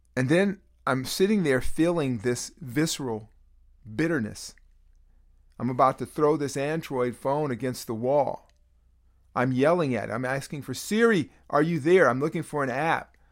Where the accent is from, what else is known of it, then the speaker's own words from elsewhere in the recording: Bay Area, California, United States; I grew up in the Bay Area